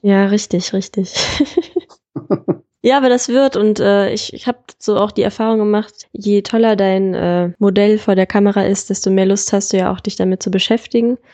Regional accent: Solingen, North Rhine-Westphalia, Germany; ich komme ja aus Solingen

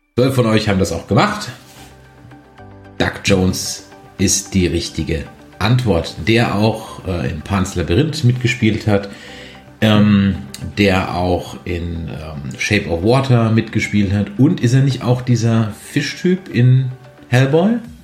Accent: Mannheim, Baden-Württemberg, Germany; moved away; Das heutige Bier des Tages kommt aus meiner Heimatstadt

